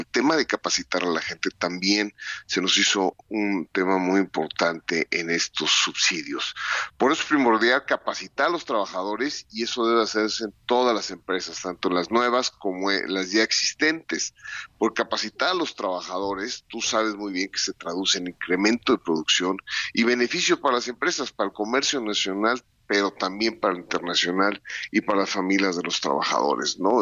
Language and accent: Spanish; Mexico; somos industriales mexicanos